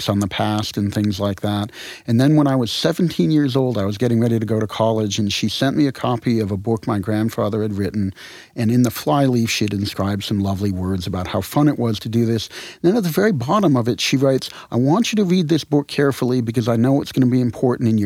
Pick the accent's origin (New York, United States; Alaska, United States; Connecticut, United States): Connecticut, United States; moved away; also born or lived in New Orleans; I grew up in Connecticut